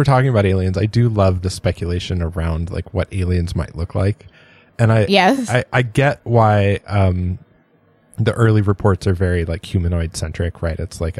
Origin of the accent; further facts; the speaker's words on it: San Diego, California, United States; I grew up in San